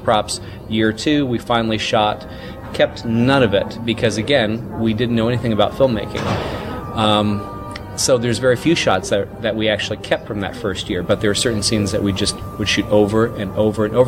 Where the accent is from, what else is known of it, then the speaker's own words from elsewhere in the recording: Mississippi, United States; As a 11 and 12-year-old, respectively, growing up in Mississippi in the 80s